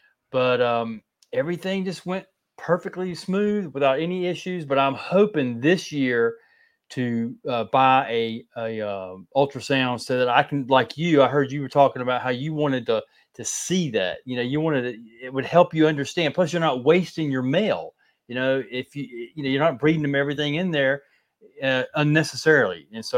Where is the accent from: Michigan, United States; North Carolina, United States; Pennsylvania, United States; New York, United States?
North Carolina, United States; also born or lived in Fort Myers, Florida; Well, I was born in Fort Myers, and then we moved from there when I was about 2, and then I moved back in 1984, and I stayed down there till like 87, and then moved back up here to North Carolina in 87.